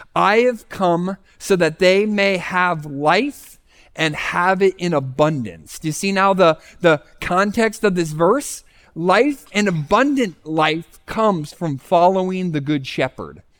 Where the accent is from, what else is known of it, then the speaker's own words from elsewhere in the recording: Scranton, Pennsylvania, United States; I was from the Scranton, Pennsylvania area